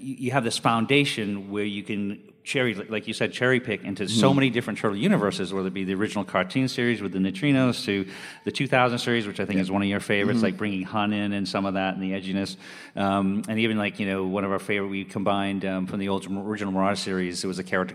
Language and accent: English; Maine, United States; I'm originally from Maine